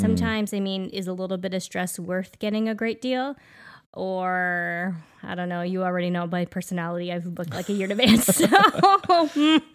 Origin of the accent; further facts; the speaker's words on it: Canada; we are Canadian